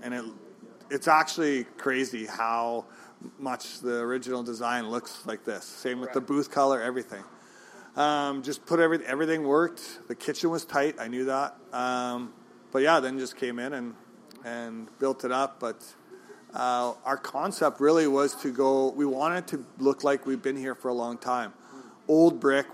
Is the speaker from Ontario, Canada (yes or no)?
no; Regina, Saskatchewan, Canada; moved away as an adult; now in Kelowna, Canada; Well, I come from Regina, Saskatchewan. I was born and raised there, so I was 28 years old.